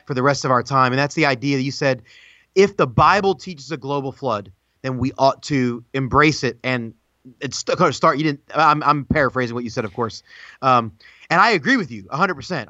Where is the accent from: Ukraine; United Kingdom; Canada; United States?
United States; as an American